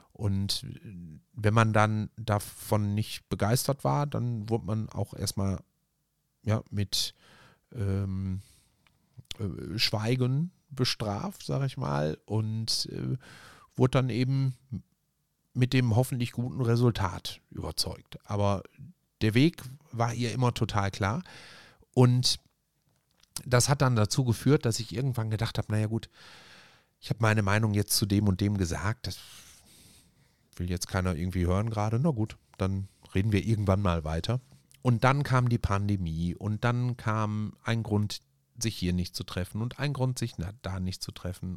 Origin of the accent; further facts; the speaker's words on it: Essen, North Rhine-Westphalia, Germany; bei uns in Borbeck